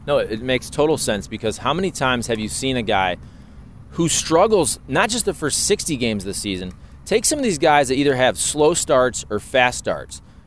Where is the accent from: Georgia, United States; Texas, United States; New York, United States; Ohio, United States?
Ohio, United States; moved away; also born or lived in Michigan; growing up in Ohio, you're supposed to hate Michigan